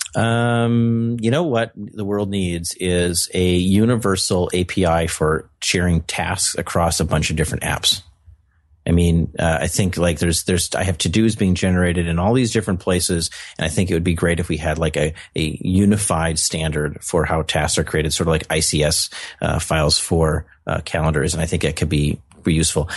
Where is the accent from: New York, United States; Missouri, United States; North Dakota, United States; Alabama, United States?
North Dakota, United States; I'm from North Dakota. We have lots of winter